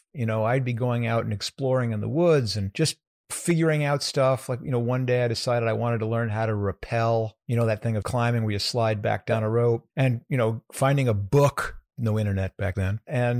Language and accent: English; New York, United States; born there; I was born in Westchester County in New York, a suburb of New York City, a bedroom community.